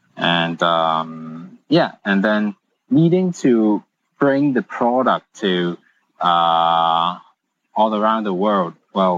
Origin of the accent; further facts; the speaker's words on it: Hong Kong; Yes, all Hong Kong.